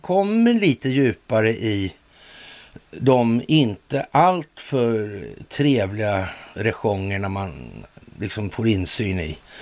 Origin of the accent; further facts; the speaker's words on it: Sweden; vi är trots allt svenskar